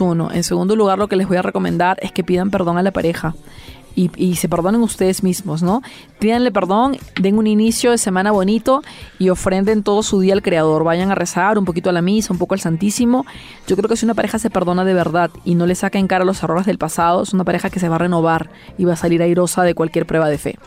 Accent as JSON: {"language": "Spanish", "country": "Peru", "said": "Mucha gente en mi país, por ejemplo, no conoce las iglesias del centro"}